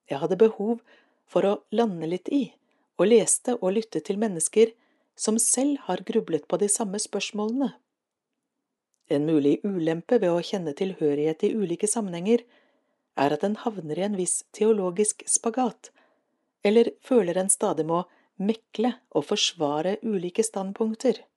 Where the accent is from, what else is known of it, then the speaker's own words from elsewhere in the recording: Råde, Østfold, Norway; Jeg vokste opp i Råde, med søndagsskole på Furuly menighetssenter, og med en naturlig tilknytning til Den norske kirke gjennom barnekor og andre aktiviteter for barn.